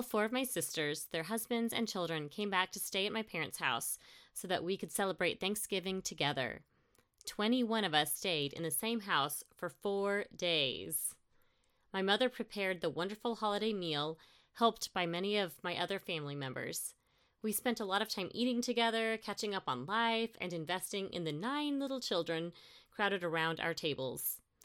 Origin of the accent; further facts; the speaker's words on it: Kansas, United States; moved away; my hometown in Kansas